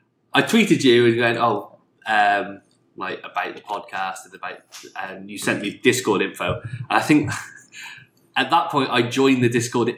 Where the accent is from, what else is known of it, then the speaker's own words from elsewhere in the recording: United Kingdom; I'm just a British guy